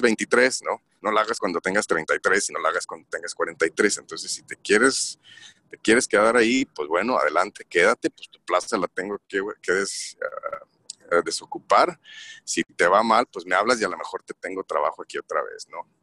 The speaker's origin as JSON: {"language": "Spanish", "town": "Torreón", "region": "Coahuila", "country": "Mexico", "also_born_or_lived": "San Francisco, United States / Italy", "moved": "as an adult", "lives_now": "Stockholm, Sweden", "said": "soy originario de Torreón, Coahuila"}